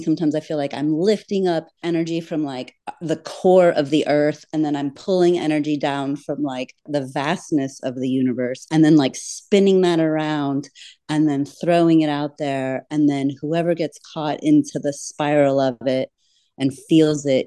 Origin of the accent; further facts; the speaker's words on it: Florida Keys, United States; a fantastical childhood of growing up in the Florida Keys